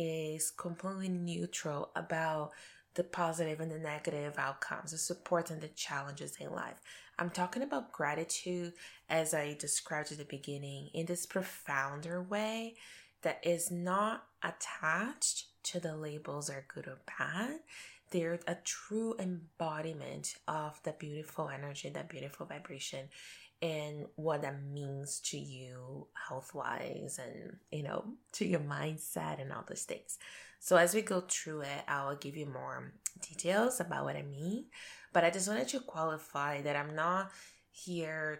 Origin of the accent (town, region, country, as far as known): Brazil; moved away as an adult; now in Canada